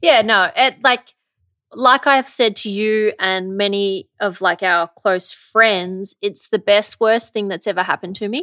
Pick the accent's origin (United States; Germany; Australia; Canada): Australia; Werribee, Victoria; I'm originally from Werribee.